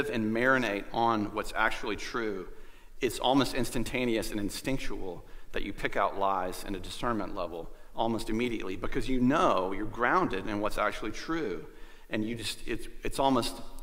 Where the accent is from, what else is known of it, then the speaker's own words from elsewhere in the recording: Goldsboro, North Carolina, United States; I grew up in Goldsboro, which is kind of a stone's throw to the beach